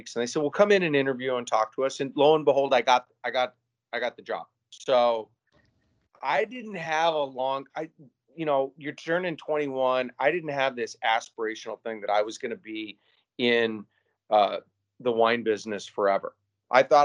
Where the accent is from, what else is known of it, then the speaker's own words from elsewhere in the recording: Spokane, Washington, United States; also born or lived in Seattle / San Diego; now in Gig Harbor, United States; I grew up in Spokane, other side of the state